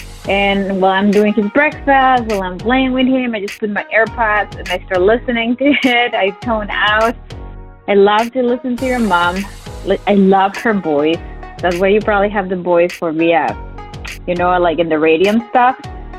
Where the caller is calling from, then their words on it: San Diego, California, United States; I'm calling from San Diego.